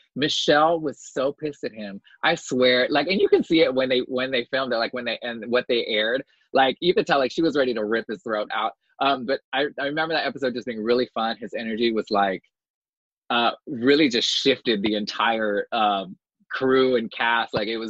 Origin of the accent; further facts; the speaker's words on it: New York, United States; As New Yorker, we don't see them.